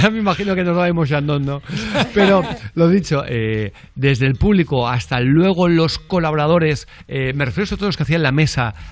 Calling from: Huesca, Aragon, Spain; de Huesca.

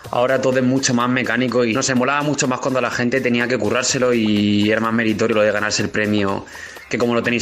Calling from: Guadalajara, Castilla-La Mancha, Spain; de Guadalajara.

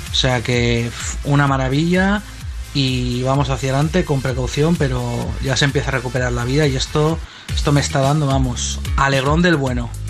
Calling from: Torrent, Valencian Community, Spain; Hola, buenas … de Torrent.

